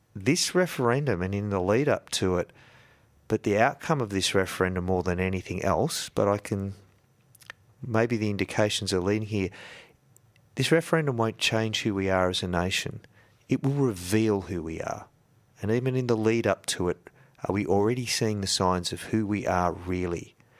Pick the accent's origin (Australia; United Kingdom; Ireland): Australia; Yarrawonga, Victoria; also born or lived in Shepparton; we used to go shopping in the big town from Yarrawonga. We'd go to Wang or we'd go to Shep, right?